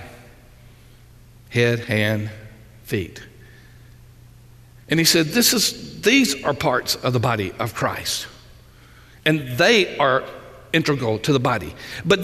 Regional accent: Union Springs, Alabama, United States; I was literally born and raised in Southeast Alabama

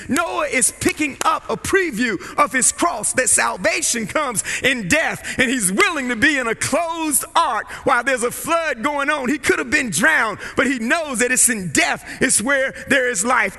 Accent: Barco, North Carolina, United States; growing up in Barco, North Carolina

